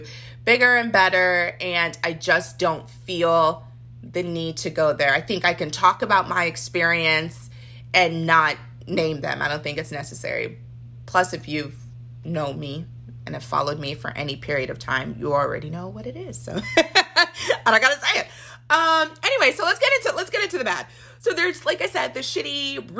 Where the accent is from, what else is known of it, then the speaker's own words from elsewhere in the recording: Nigeria; as a Nigerian